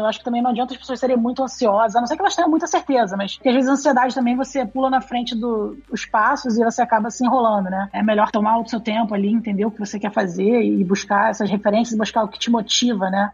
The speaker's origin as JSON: {"language": "Portuguese", "region": "Rio de Janeiro", "country": "Brazil", "tie": "born or raised there", "said": "Eu sou carioca, pra começar a conversa. eu sou do Rio. Enfim, eu eu morei a maior parte da minha vida no Rio"}